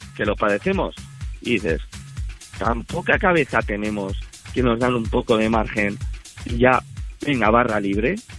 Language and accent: Spanish; Berrioplano, Navarre, Spain; De, Navarra, de, Navarra. Eh, de, de Berrio Plano.